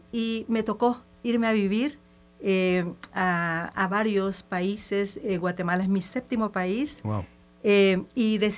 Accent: El Salvador; Entonces, sabes, soy una salvadoreña, trotamundos, eh, me ha tocado así.

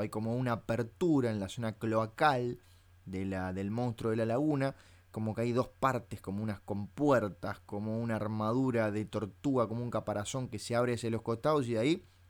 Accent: Uruguay; yo soy uruguayo. Y como buen uruguayo

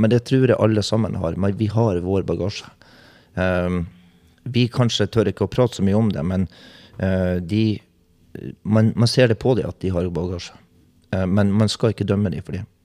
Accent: Bodø, Nordland, Norway; moved away; jeg kommer fra Bodø

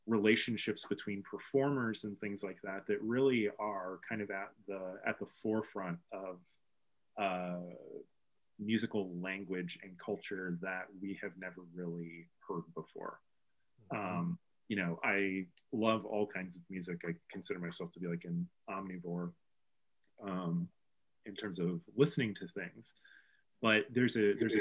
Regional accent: Bloomington, Illinois, United States; moved away as an adult; also born or lived in Chicago; my wife and I moved back to Bloomington Normal from Chicago in 2012.

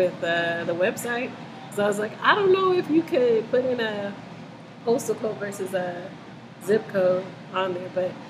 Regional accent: Denver, Colorado, United States; growing up in Denver, I grew up in New Hope Baptist Church.

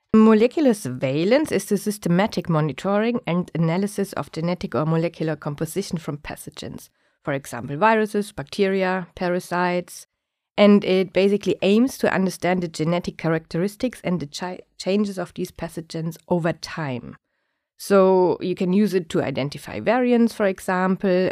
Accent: Germany; moved away as an adult; also born or lived in Singapore; now in Stockholm, Sweden; I was born in Germany, where I also grew up.

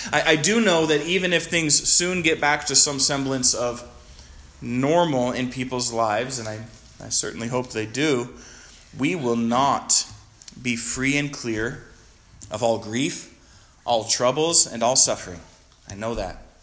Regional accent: Stevensville, Montana, United States; moved away as an adult; also born or lived in Chester, Montana; now in Bozeman, United States; I was born in Chester, if anyone knows where that is, up on the High Line, and from Stevensville

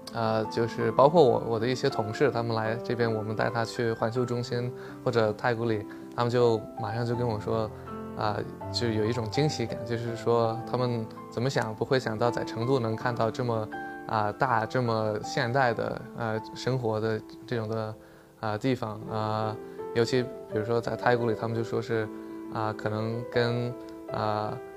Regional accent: New Zealand; also born or lived in Inner Mongolia, China; now in Chengdu, China; 我其实是在内蒙古出生的，啊，完了我父母呢都是，啊，去新西兰是九十年代那时候移民过去的，所以我是 幼儿园的时候就够学，就够到新西兰了，所以是从小，啊，就在那边上小学，完了一直就待在那边。从大学，呃，的时候就学法律

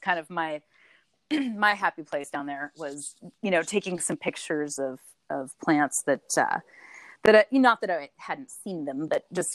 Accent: Salem, Oregon, United States; I actually grew up in good old Salem, Oregon

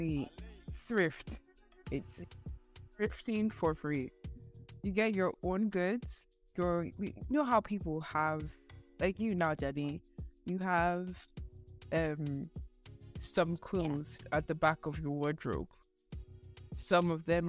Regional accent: Nigeria; I'm Nigerian

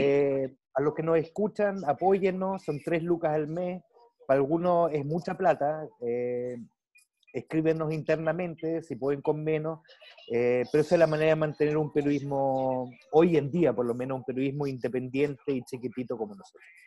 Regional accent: Germany; moved away; yo crecí en Alemania

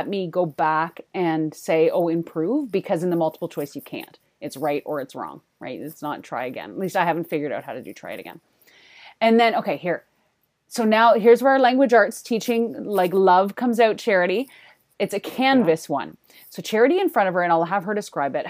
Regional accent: Canada

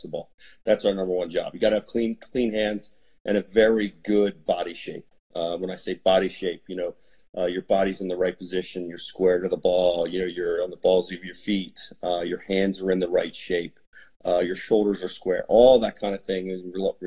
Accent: New Holland, Pennsylvania, United States; I grew up in Lancaster, Pennsylvania, or just outside of Lancaster in a little town called New Holland.

